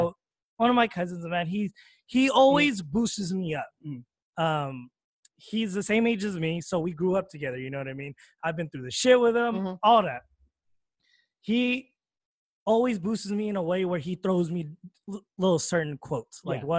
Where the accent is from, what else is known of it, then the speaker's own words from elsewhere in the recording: Philippines; First of all, brother, I'm Filipino.